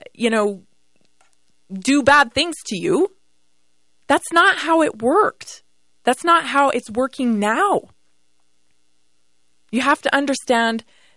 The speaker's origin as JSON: {"language": "English", "country": "Canada", "tie": "born or raised there", "moved": "yes", "lives_now": "United States", "said": "I was born and raised in Canada"}